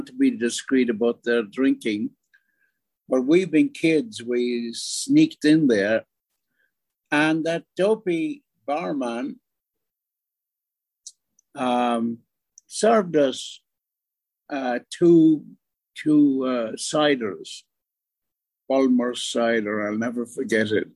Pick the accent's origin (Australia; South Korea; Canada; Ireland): Ireland; moved away as an adult; also born or lived in Brooklyn, New York, United States; now in New York, United States; I was born here in Brooklyn, and due to a death in the family, my sister, my mother and father, and older brother, twins, and myself were taken off to Ireland. About 1934